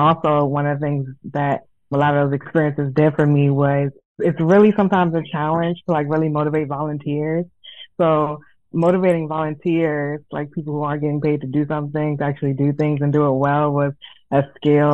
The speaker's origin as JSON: {"language": "English", "area": "Prince George's County", "region": "Maryland", "country": "United States", "moved": "yes", "said": "I'm originally from Prince George's County, Maryland"}